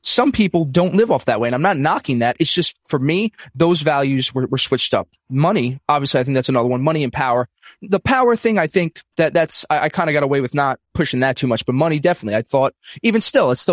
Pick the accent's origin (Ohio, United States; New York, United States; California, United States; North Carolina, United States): New York, United States; New York City; I'm from Brooklyn, New York, old school Italian family